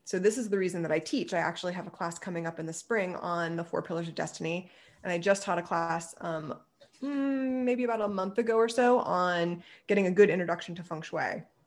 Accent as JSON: {"language": "English", "region": "Ohio", "country": "United States", "tie": "born or raised there", "also_born_or_lived": "Pennsylvania", "moved": "as an adult", "said": "I grew up in Ohio"}